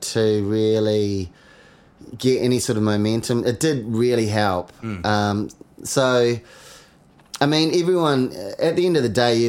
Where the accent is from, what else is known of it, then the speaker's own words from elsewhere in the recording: New Zealand; We're from New Zealand. Yeah. We're like little brother to everybody.